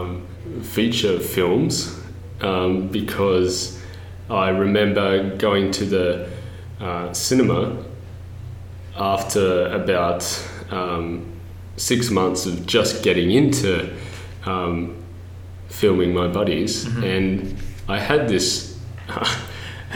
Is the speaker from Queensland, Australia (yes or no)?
no; Culburra, New South Wales, Australia; I'm from the south coast of New South Wales in a little town called Culburra. And that was a great privilege because it was right on the coast and it was a fishing, surfing community. And and I am just really grateful for that upbringing